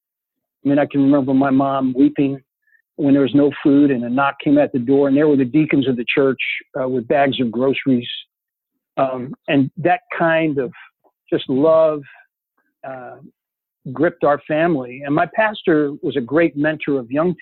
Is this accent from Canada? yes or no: no; Newark, New Jersey, United States; also born or lived in Memphis, Tennessee; I was born in Memphis. And then they broke up. And my father put my mom and us kids on the train. And he sent us up to my grandparents in New Jersey and Newark